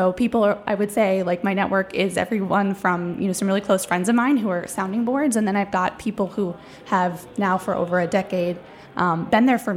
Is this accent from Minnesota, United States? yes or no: yes; Minnesota, United States; moved away as an adult; also born or lived in Washington, District of Columbia, United States; now in San Francisco, United States; I'm originally from Minnesota, moved to DC to change the world.